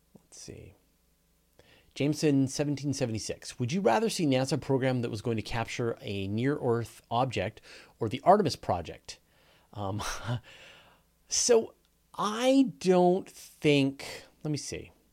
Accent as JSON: {"language": "English", "country": "Canada", "accent": "Canadian", "said": "I'm Canadian and I pronounce everything wrong"}